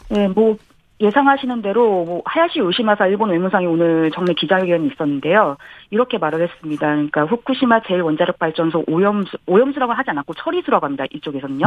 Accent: South Korea; moved away as an adult; now in Tokyo, Japan; 제가 이제 한국인이니까

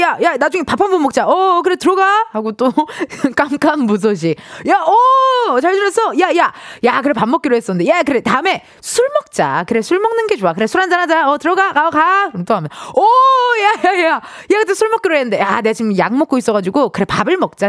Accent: Incheon, South Korea; 저도 인천 출신이잖아요

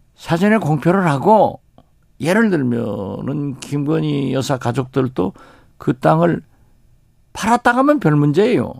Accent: Haenam, South Jeolla, South Korea; moved away; also born or lived in Mokpo; 제 고향 해남 진도 완도에서

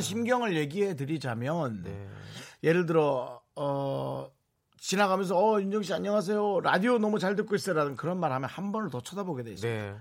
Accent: Gangwon, South Korea; 저도 뭐 강원도 사람들이고

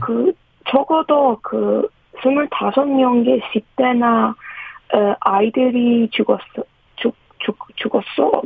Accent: Iran; Korean is a second language; moved away as an adult; now in South Korea; 네, 이란에서 온

